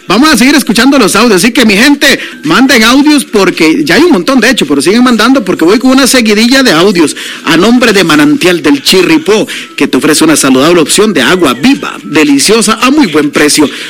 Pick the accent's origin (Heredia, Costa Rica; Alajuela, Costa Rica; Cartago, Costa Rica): Alajuela, Costa Rica; Guatuso; now in San José, Costa Rica; Allá en mi pueblo, Guatuzo casi en las zonas rurales, se le dice chiribisco.